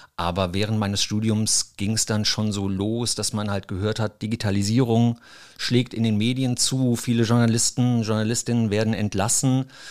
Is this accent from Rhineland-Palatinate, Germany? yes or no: yes; Mainz, Rhineland-Palatinate, Germany; ich bin geboren hier in Mainz, habe auch hier Abitur gemacht